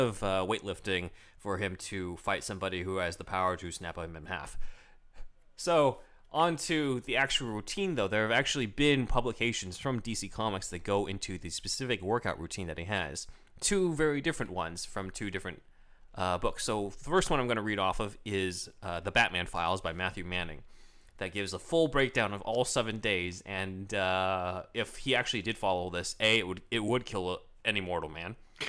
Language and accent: English; China; Who? Just my home country.